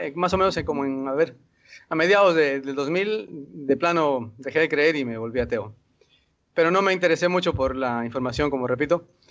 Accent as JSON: {"language": "Spanish", "region": "Lima", "country": "Peru", "said": "yo soy de Perú, de Lima"}